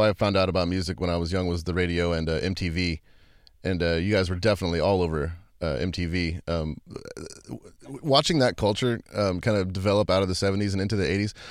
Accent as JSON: {"language": "English", "town": "San Antonio", "region": "Texas", "country": "United States", "tie": "born or raised there", "said": "I'm from Texas, and I know you guys, it seems like I've heard a lot of your live recordings from San Antonio, which is actually where I was born."}